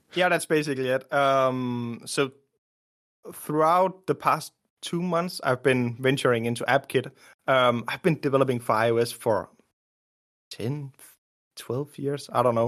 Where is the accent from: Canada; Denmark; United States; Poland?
Denmark; also born or lived in Copenhagen; I grew up in Denmark, from Denmark, living in Denmark